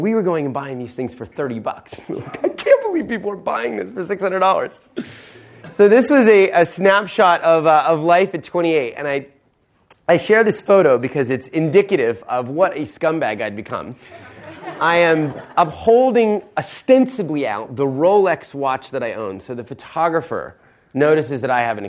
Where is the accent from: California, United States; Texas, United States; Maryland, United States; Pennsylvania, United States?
Pennsylvania, United States; Philadelphia; also born or lived in an hour and a half outside of New York City; I was born in Philadelphia, middle-class